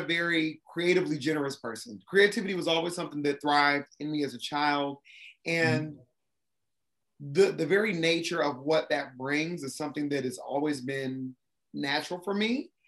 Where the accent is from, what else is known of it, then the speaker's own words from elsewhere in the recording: Columbus, Ohio, United States; moved away as an adult; also born or lived in Japan; now in Atlanta, United States; I'm originally from Columbus, Ohio, so I'm Midwest.